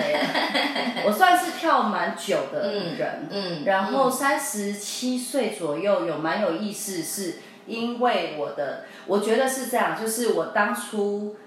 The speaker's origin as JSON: {"language": "Chinese", "country": "Taiwan", "said": "为什么我是台湾人"}